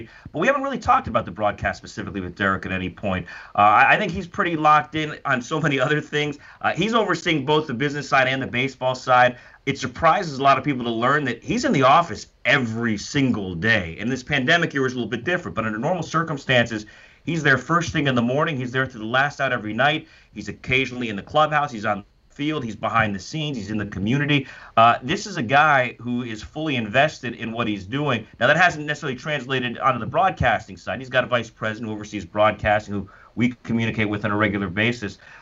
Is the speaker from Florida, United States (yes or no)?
yes; Miami, Florida, United States; Growing up in Miami